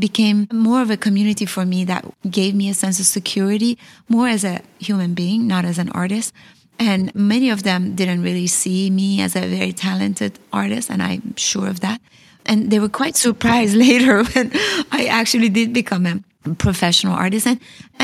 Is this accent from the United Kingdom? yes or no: no; Iran; moved away; also born or lived in California / New York; I came from Iran, a place that we always lived on the edge